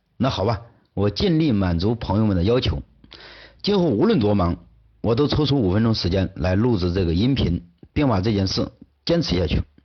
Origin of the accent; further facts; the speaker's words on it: China; 我们中国人最传统、最宝贵的精神财富之一